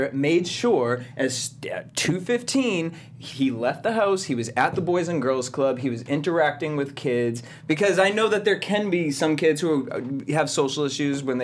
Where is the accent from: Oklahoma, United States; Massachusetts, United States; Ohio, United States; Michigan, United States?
Massachusetts, United States; Mashpee; accent: Canadian; Mashpee, Massachusetts on Cape Cod